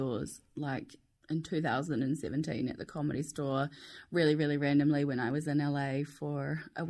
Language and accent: English; New Zealand; Hey, Theo. … I'm from New Zealand.